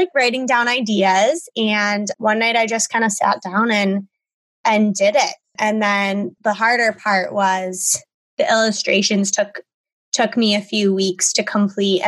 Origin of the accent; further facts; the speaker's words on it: Buffalo, New York, United States; I am born and raised in Buffalo, New York